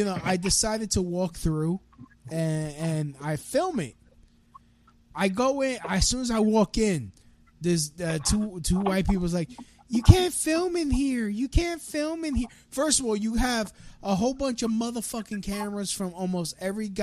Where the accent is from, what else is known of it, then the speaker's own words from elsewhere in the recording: New York, United States; I was born in New York.